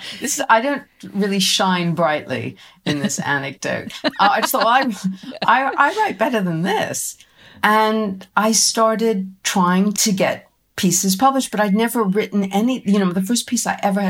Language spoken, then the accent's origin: English; United States; moved away; when I was growing up in America